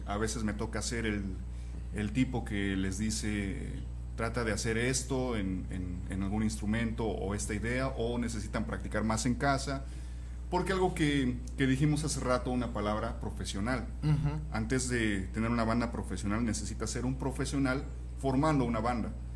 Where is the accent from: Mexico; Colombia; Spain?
Mexico; Pachuca, Hidalgo; now in Guadalajara, Mexico; yo no soy de Guadalajara, soy de Pachuca